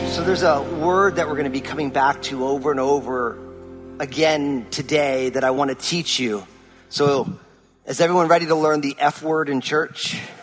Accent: New Jersey, United States; moved away; I'm born and raised in New Jersey

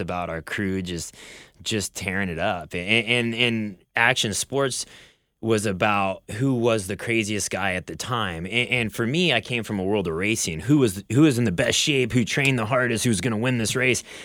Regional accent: Bellevue, Nebraska, United States; born or raised there; now in Southern California, United States

